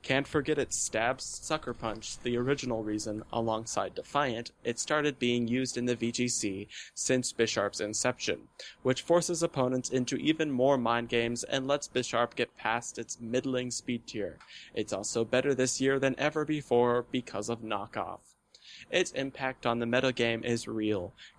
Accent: Texas, United States; this new evolution in my life has me back in my home state of Texas

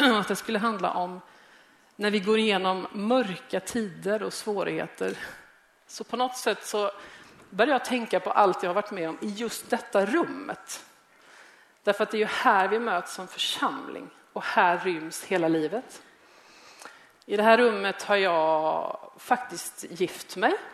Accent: Gothenburg, Västra Götaland, Sweden; moved away as an adult; now in Malmö, Sweden; Jag kom till Malmö från Göteborg som 25-åring. Jag var ung, jag hade aldrig haft ett jobb

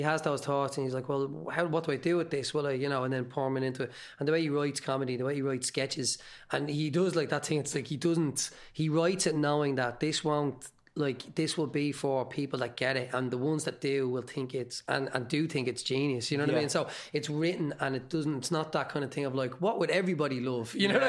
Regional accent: Dublin, Leinster, Ireland; I'm from Tala

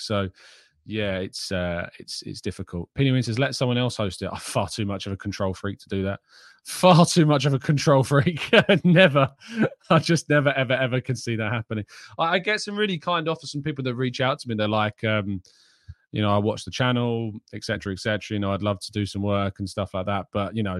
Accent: London, United Kingdom; I like staying in my hometown and staying around London and all of that.

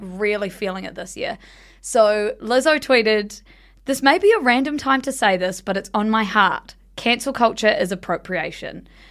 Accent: South Island, New Zealand; we grew up in the South Island

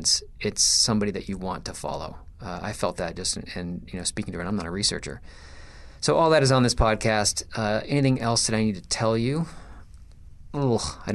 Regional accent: Michigan, United States; I was born in Michigan

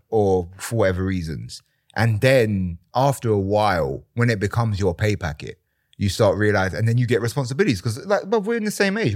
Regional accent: London, United Kingdom; I grew up in East London.

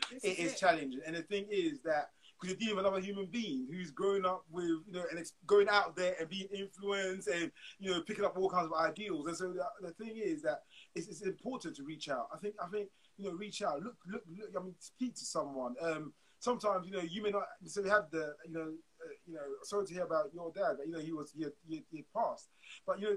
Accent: London, United Kingdom; we're all from the same end, we're all from Camden, so grew up in Camden as well

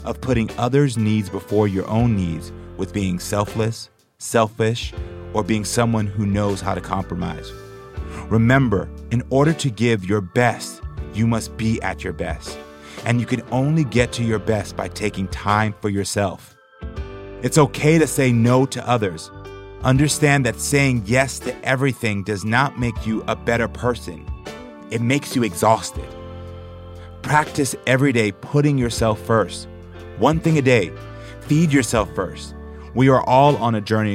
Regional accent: Houston, Texas, United States; I was a gay black man growing up in Houston, Texas

